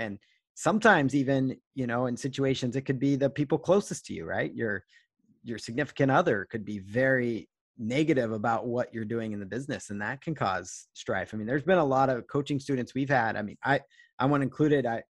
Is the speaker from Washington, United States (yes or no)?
yes; Seattle, Washington, United States; I'm from Seattle area